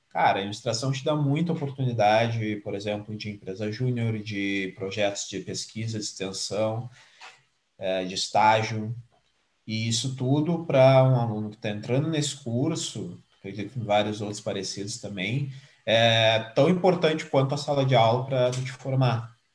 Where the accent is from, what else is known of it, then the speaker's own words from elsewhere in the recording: Pelotas, Rio Grande do Sul, Brazil; now in Porto Alegre, Brazil; eu tenho aí 27 anos, sou nascido, criado, formado em Pelotas. Hoje eu trabalho em Porto Alegre